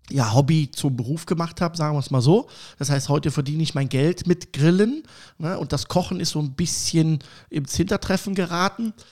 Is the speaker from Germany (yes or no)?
yes; Cologne, North Rhine-Westphalia, Germany; accent: Kölsch; äh, komme gebürtig aus Köln. Ich hoffe, dass man das nicht an meiner Stimme äh, so hört. Ich habe immer noch so einen leichten Kölsch-Slang ne, ab und zu.